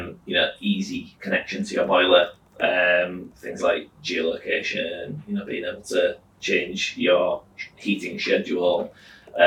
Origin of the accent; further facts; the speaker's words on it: Whitby, Yorkshire and the Humber, United Kingdom; moved away as an adult; now in Hull, United Kingdom; I grew up in Whitby. I came to Hull 2006 to go to university, studied physics. I graduated in 2009 and just stayed here after